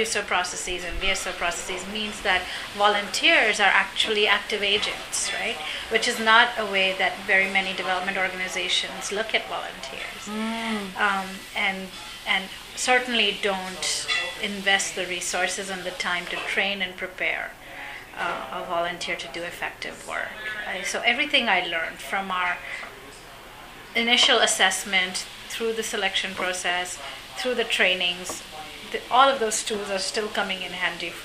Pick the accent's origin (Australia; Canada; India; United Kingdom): India; now in United States; I'm Indian by nationality. I have a U.S. green card.